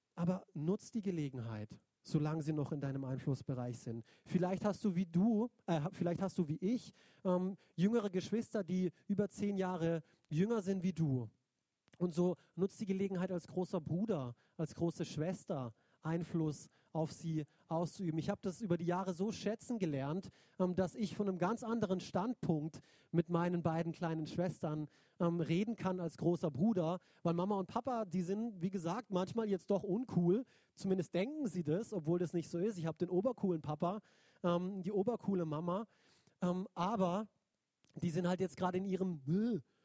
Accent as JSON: {"language": "German", "town": "Neuenburg", "country": "Germany", "tie": "born or raised there", "also_born_or_lived": "Binsen", "moved": "yes", "said": "Neuenburg ähm, ist der Ort, wo ich eigentlich groß geworden bin als Kind"}